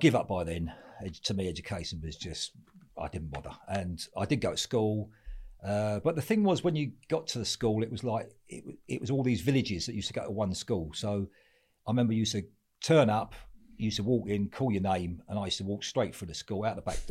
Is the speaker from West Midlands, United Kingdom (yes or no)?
no; Walthamstow, London, United Kingdom; also born or lived in Kent; Well, I was born in Isle of Shepley in Kent, and then we moved out to Walthamstow, early doors. East Ham, Kensal Rise.